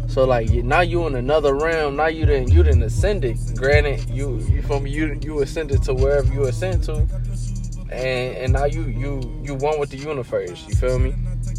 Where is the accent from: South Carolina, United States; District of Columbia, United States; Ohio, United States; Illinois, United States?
Ohio, United States; that's that Cleveland shit, nigga. I'm from the Burbs. That's that Cleveland shit.